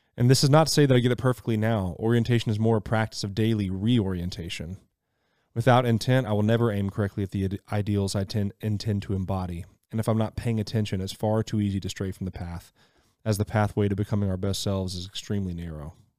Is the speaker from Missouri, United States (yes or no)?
no; Mississippi, United States; I grew up in Mississippi, so wilderness was plenty